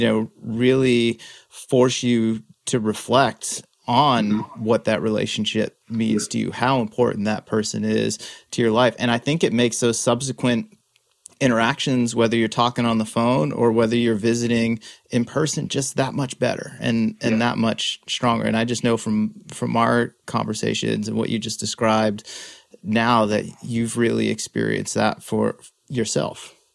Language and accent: English; central Massachusetts, United States; moved away as an adult; I'm born and raised in Massachusetts.